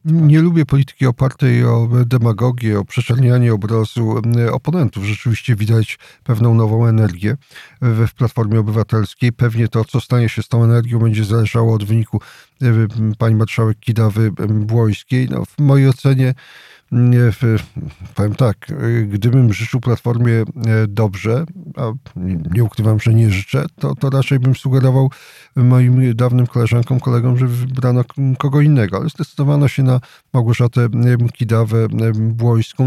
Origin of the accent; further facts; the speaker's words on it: Jasło, Subcarpathian Voivodeship, Poland; Sam pochodzę z takiego typowego miasta powiatowego, czyli Jasła.